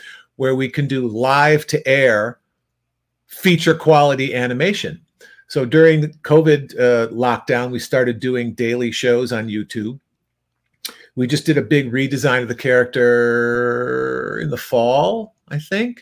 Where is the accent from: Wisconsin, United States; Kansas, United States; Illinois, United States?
Illinois, United States; outside Chicago; I grew up outside Chicago